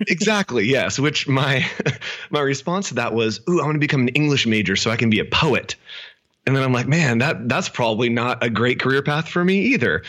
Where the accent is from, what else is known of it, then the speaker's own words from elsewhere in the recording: Sacramento, California, United States; also born or lived in El Dorado Hills, California; I grew up in Sacramento, California, um, up north, uh, Northern California